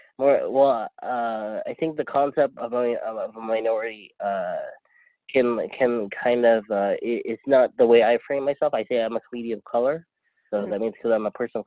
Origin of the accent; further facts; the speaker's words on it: San Diego, California, United States; I grew up in San Diego, which parts of it have Filipino, but parts of it don't.